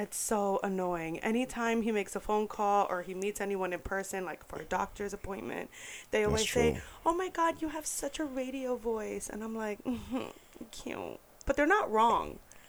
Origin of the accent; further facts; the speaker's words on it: New York, United States; now in Orlando, United States; I'm from New York, right? Everyone knows that. And in the Bronx, there are a lot of Puerto Ricans, right?